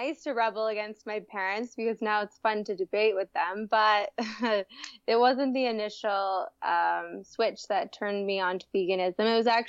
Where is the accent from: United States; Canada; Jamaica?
Canada; southern Alberta; moved away as an adult; now in India; I grew up in a small rural area in southern Alberta in Canada, and believe it or not, my parents are cattle ranchers.